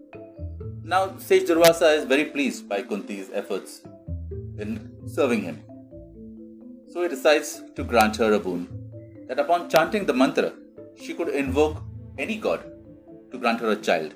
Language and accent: English; India; I take pride in being a part of this ancient culture as an Indian